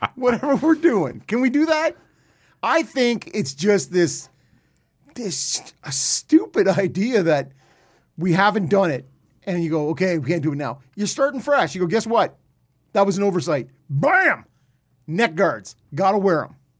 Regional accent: Peterborough, Ontario, Canada; I grew up in Peterborough with the Peets

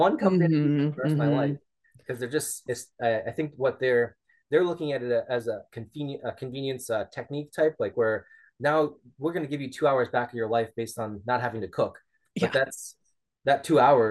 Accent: New England, United States; I'm from New England

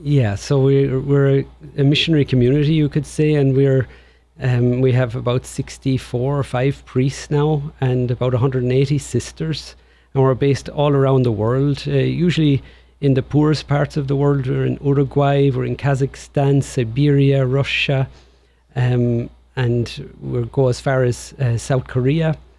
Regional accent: Tipperary, Munster, Ireland; accent: Irish; moved away as an adult; now in Portland, United States; I was born in Tipperary, County Tipperary in Ireland, and I grew up there

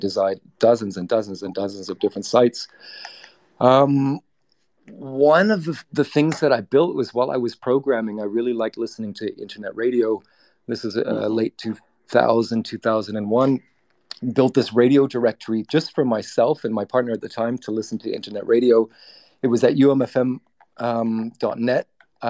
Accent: Singapore; also born or lived in Britain; I'm a tri-national. I'm a Canadian New Zealander born in Britain. I grew up in Singapore

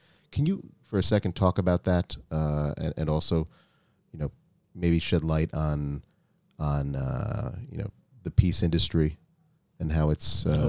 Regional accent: Minnesota, United States; moved away; I'm from Minnesota.

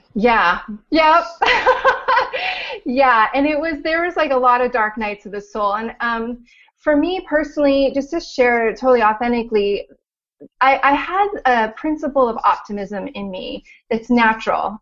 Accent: Orange County, California, United States; moved away as an adult; also born or lived in Los Angeles; from LA, born and raised in Orange County

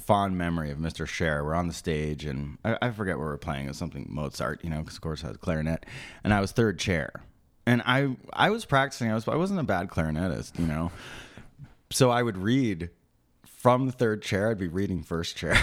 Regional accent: Maplewood, New Jersey, United States; also born or lived in Summit, New Jersey; I was born in, um, Summit, New Jersey, and I grew up in Maplewood, New Jersey.

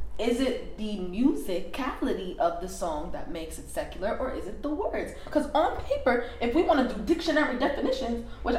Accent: New York, United States; growing up, in the space where we grew up in New York

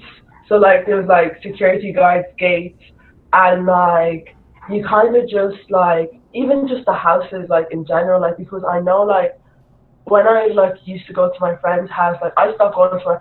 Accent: Ireland; also born or lived in Nigeria; I was born in Nigeria and came to Ireland when I was like 3-4 years old.

